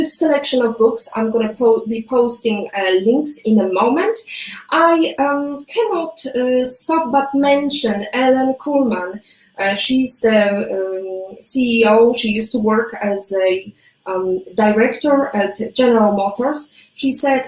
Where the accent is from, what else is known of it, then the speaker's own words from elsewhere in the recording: Toruń, Kuyavian-Pomeranian Voivodeship, Poland; now in Malta; my hometown, Toruń